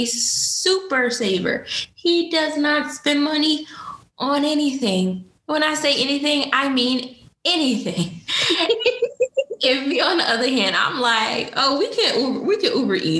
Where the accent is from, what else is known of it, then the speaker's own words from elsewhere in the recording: Newark, New Jersey, United States; she's actually from my hometown. She lives in Newark, New Jersey, which is where I was born.